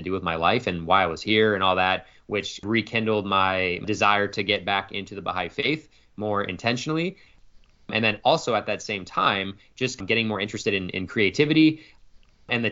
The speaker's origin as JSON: {"language": "English", "town": "Phoenix", "region": "Arizona", "country": "United States", "tie": "born or raised there", "said": "I was born and raised in Phoenix, Arizona, and that's still where I reside today, so I've lived here my entire life"}